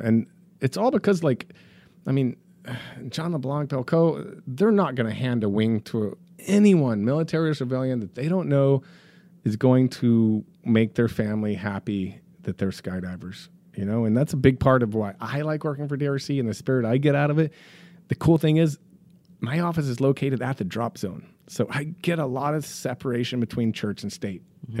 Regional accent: Dallas, Texas, United States; also born or lived in Colorado / Chicago; now in Florida, United States; I grew up in Texas. I'm a Dallas kid.

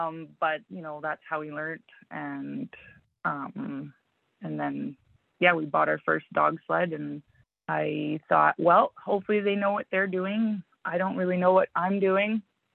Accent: Manitoba, Canada; also born or lived in The Pas; I was born in the Paw. {S0} Okay. {S1} My mom moved south when I was young. So we lived in, you know, in around Winnipeg, and we lived in LaSalle, we lived in Stonewall.

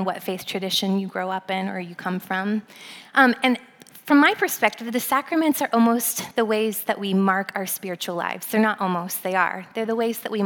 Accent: Pennsylvania, United States; moved away as an adult; also born or lived in Southern California; now in South Bend, United States; I'm an East Coast girl, I grew up in Pennsylvania.

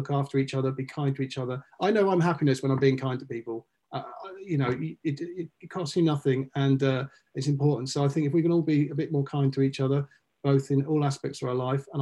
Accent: United Kingdom; now in Los Angeles, United States; one of the big great things about being a Brit, being here is

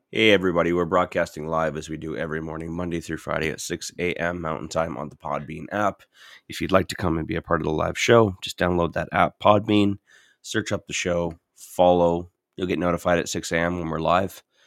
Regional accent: St. Catharines, Ontario, Canada; now in Edmonton, Canada; I'm from Saint Catharines

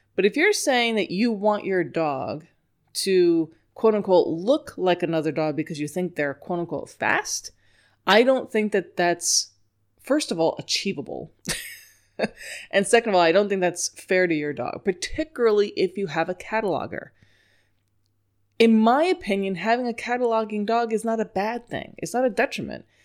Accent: New York, United States; accent: New York; I was born in New York.

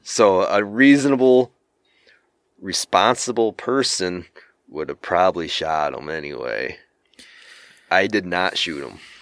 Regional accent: Michigan, United States; I'm from Michigan

